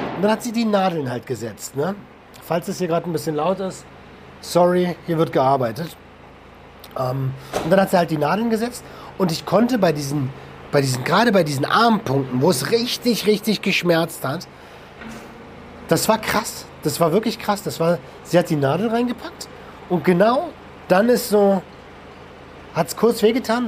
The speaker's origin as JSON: {"language": "German", "country": "Germany", "said": "bei uns in Deutschland"}